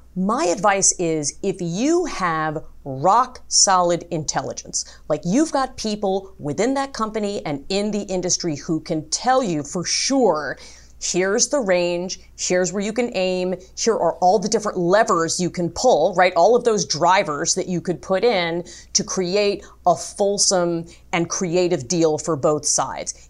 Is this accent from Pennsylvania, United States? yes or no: no; New York City, New York, United States; I was born in Brooklyn